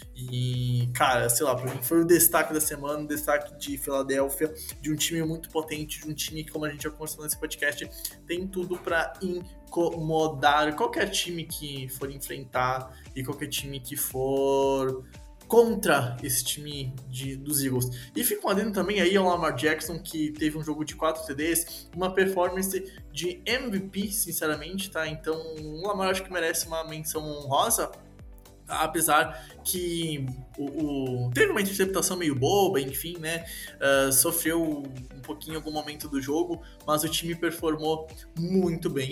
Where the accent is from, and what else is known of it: Rio Grande do Sul, Brazil; accent: gaúcho